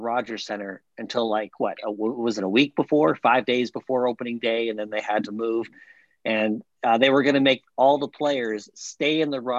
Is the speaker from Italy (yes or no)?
no; Canada; now in United States; I'm a Canadian living in the USA